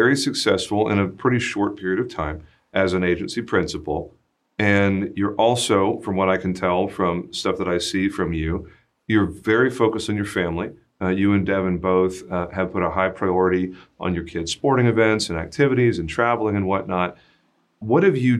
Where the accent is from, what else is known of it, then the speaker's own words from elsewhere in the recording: Texas, United States; I'm from Texas, I'm from the South, and most people are very polite down here